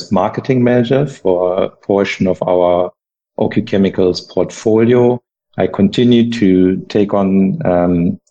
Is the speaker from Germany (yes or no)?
yes; Germany; English is a second language; moved away as an adult; also born or lived in United States; I was able to explore my home country again after having been away for 7 years